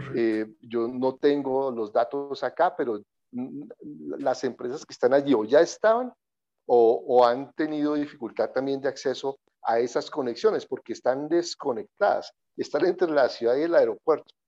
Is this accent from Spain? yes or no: no; Colombia; Yo nací en Colombia, soy colombiano, mi familia es mexicana